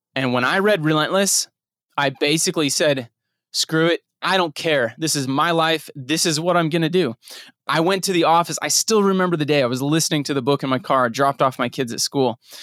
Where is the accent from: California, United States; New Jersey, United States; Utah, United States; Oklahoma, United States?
Utah, United States; moved away; also born or lived in Nebraska / Texas; growing up in Utah